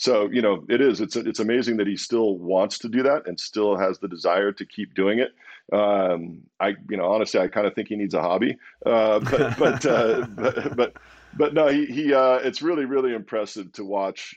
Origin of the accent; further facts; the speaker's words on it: Walla Walla, Washington, United States; also born or lived in Pullman, Washington; so I grew up in Walla Walla, this little tiny little town, middle of nowhere.